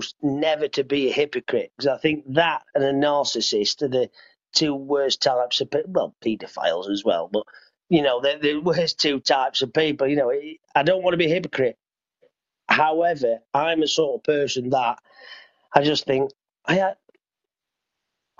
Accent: United Kingdom; we're British.

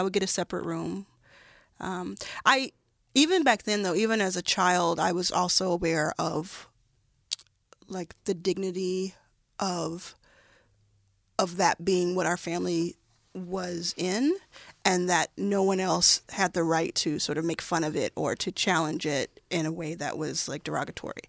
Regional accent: Dallas, Texas, United States; also born or lived in Jackson, Mississippi; I grew up, grew up in Dallas, Texas

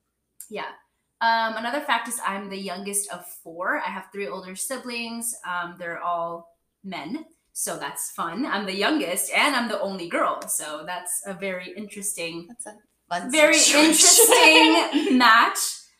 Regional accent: Mexico; first language Spanish; English is a second language; So fun fact, I'm Mexican and I speak Spanish. That was my first language growing up.

